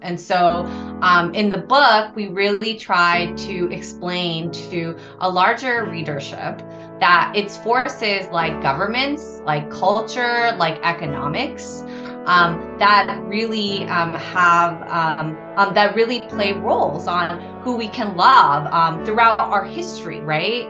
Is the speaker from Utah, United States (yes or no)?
no; Los Angeles, California, United States; I originally hail from the city of angels, which is Los Angeles. I grew up the eldest child of Korean immigrants.